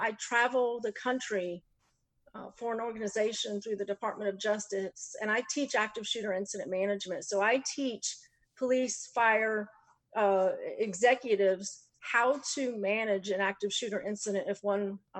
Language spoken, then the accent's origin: English; Clay County, Florida, United States; also born or lived in Jacksonville; I grew up in Clay County, and Clay County has always been where my family has lived for probably close to 50 years now.